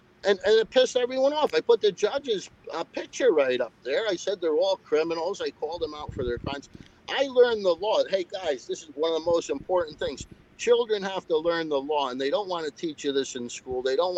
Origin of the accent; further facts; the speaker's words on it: Stamford, Connecticut, United States; I'm born and raised in Stanford.